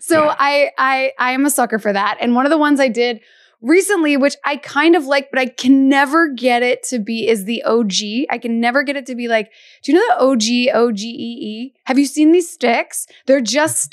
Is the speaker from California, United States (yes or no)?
no; Kentucky, United States; moved away; growing up in Kentucky